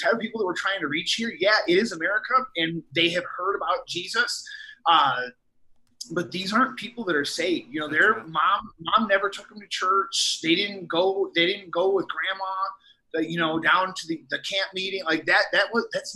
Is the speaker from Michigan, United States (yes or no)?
yes; Dearborn, Michigan, United States; now in Boston, United States; I'm from the Midwest. I'm from Metro Detroit and Dearborn, just outside of Detroit.